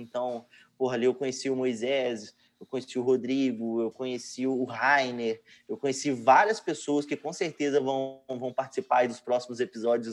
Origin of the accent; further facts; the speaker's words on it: Betim, Minas Gerais, Brazil; Eu sou de Betim, Minas Gerais